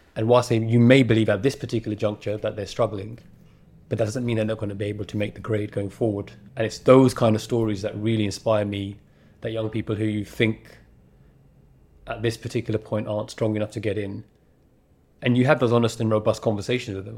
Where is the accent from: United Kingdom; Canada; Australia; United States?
United Kingdom; London; And it's also the borough that I grew up in. I was born in Newham